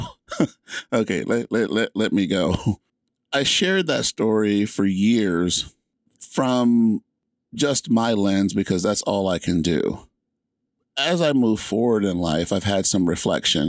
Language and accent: English; Atlanta, Georgia, United States; moved away as an adult; also born or lived in Alaska / San Antonio, Texas; I was born in Atlanta, Georgia, and my mom moved us out of the inner city to live in the suburbs